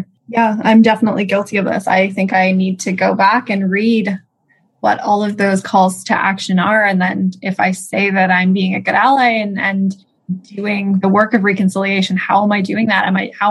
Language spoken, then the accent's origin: English; Canada; I was born and raised in Canada, but my parents are settlers as immigrants to this land.